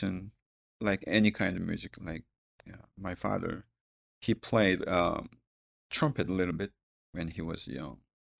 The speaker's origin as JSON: {"language": "English", "country": "South Korea", "second_language": "English", "said": "Actually, South Korea."}